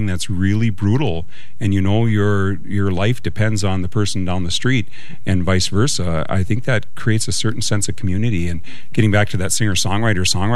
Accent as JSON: {"language": "English", "town": "Naytahwaush", "region": "Minnesota", "country": "United States", "said": "I'm originally from a little town called Nadewash, which is right in the heart of the White Earth Reservation"}